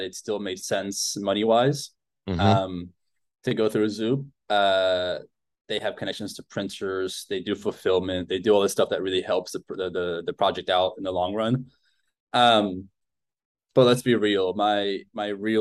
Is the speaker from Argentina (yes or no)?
yes; Argentina; moved away; I grew up in Argentina